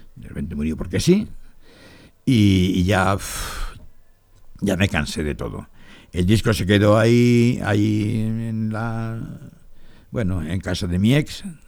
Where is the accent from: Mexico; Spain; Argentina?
Spain; Torrevieja, Valencian Community; moved away; also born or lived in Barcelona; Yo soy de Torrevieja, mi familia es de Torrevieja, yo soy de Torrevieja, nací en Torrevieja.